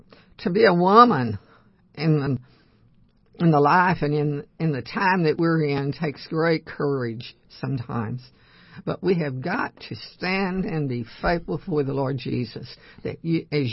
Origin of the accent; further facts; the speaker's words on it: Cut and Shoot, Texas, United States; I'm from Cut and Shoot, Texas.